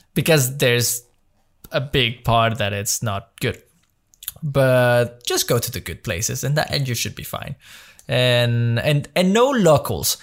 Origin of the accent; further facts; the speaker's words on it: Mexico; moved away as an adult; now in Belgium; I grew up in Mexico my Like, since I was three till I was nineteen, I spent my life in Mexico.